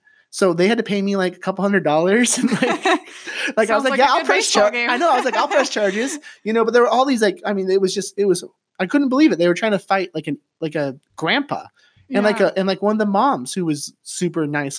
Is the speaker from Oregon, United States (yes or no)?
yes; Oregon, United States; I knew I grew up in Columbia County. So we talked about St. Helens earlier. Mm-hmm. Graduated from Rainier High School.